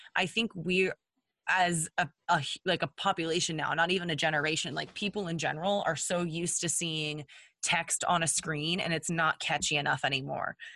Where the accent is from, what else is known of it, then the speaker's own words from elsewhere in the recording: Texas, United States; we're from Texas. Um, I grew up in a hunting family